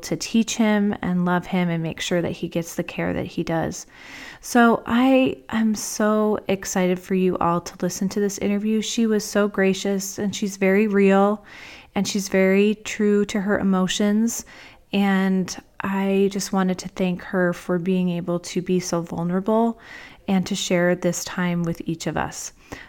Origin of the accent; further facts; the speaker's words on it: New Jersey, United States; I grew up in New Jersey for the most of my life, and whenever anybody finds out about that, they're like, where's your New Jersey accent?